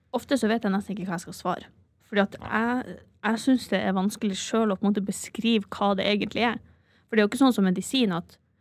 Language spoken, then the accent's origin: Norwegian; Bodø, Nordland, Norway; moved away as an adult; now in Trondheim, Norway; Jeg er fra Bodø